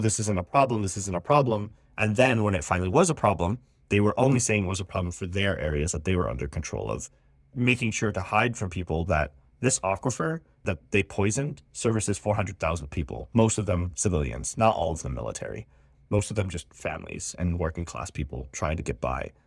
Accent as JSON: {"language": "English", "town": "Kailua", "region": "Hawaii", "country": "United States", "tie": "born or raised there", "said": "my hometown of Kailua"}